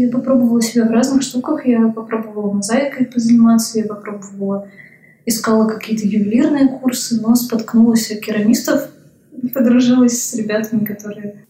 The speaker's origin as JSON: {"language": "Russian", "town": "Vologda", "region": "Vologda Oblast", "country": "Russia", "tie": "born or raised there", "moved": "as an adult", "lives_now": "Saint Petersburg, Russia", "said": "Я училась на архитектора э, в моем родном городе, в Вологде."}